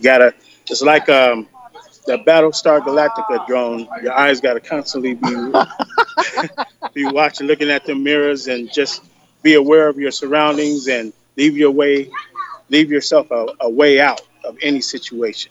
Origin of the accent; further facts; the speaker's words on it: San Bernardino, California, United States; moved away as an adult; also born or lived in Nevada; I'm originally from San Bernardino, California